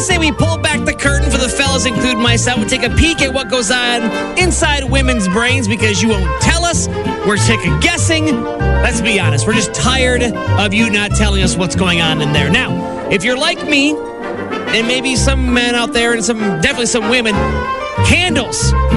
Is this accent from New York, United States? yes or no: yes; East Coast, New York, United States; moved away; Growing up on the East Coast in New York